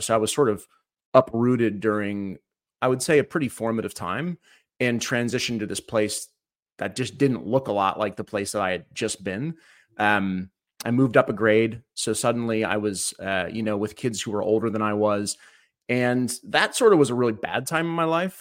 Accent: Cleveland, Ohio, United States; I was born in Cleveland, Ohio, uh, back in nineteen eighty-one

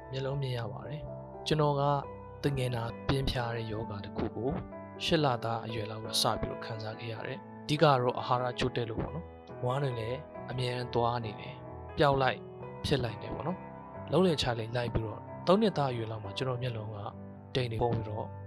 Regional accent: Myitkyina, Kachin State, Myanmar; born or raised there

